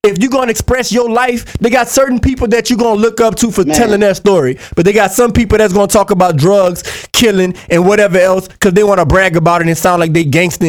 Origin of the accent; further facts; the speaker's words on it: Baton Rouge, Louisiana, United States; I grew up in Baton Rouge